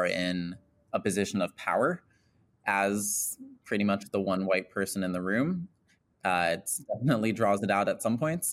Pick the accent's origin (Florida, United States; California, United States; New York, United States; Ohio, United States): Ohio, United States; Kent; moved away as an adult; now in Los Angeles, United States; I grew up in Kent, Ohio, went to school in Hudson